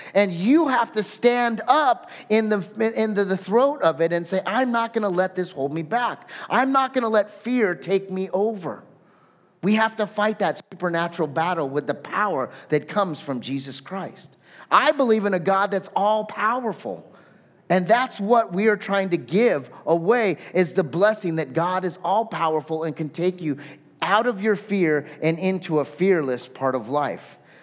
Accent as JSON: {"language": "English", "region": "Southern California", "country": "United States", "said": "I'm actually from Southern California"}